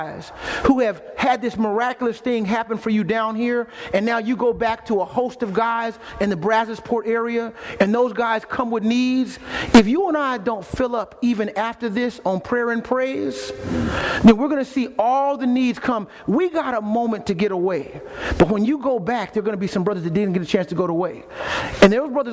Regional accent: Austin, Texas, United States; moved away; I'm from Austin, Texas originally

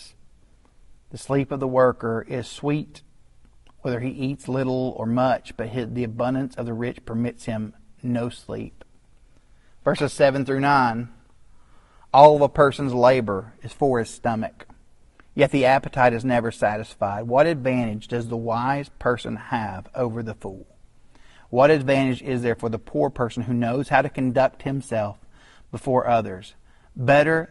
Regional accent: Chattanooga, Tennessee, United States; my hometown of Chattanooga

